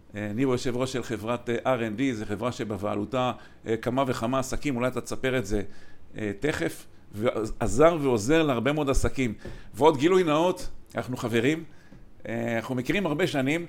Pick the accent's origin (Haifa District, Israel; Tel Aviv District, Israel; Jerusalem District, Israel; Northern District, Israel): Haifa District, Israel; Kiryat Motzkin; שנינו גדלנו בקריית מוצקין